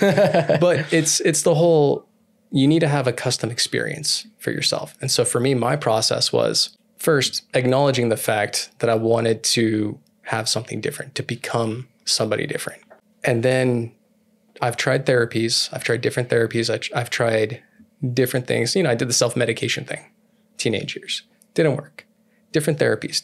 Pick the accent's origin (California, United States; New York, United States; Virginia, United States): California, United States; I'm from California